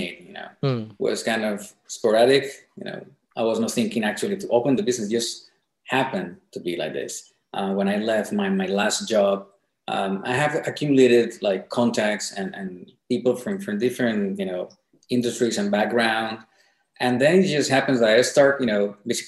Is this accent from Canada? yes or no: no; Colombia; moved away as an adult; now in Shenzhen, China; I'm from Colombia